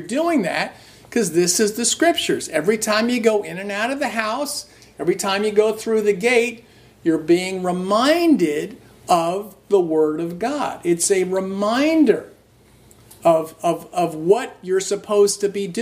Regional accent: New Jersey, United States; I grew up in New Jersey, and it's at an outskirts, basically a suburb of New York City.

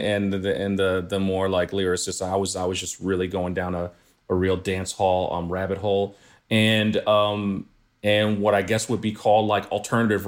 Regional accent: New York City, New York, United States; I grew up in Flatbush.

